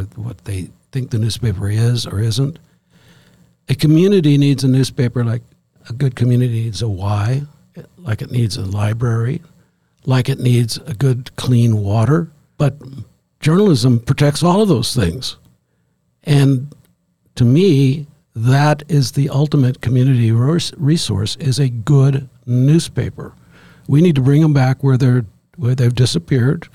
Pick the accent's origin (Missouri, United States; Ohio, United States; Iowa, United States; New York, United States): Missouri, United States; St. Louis; now in Jacksonport, United States; I grew up in St. Louis